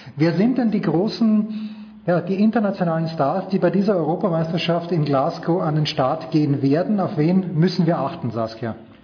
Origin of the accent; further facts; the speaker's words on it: Austria; ich bin auch Österreicher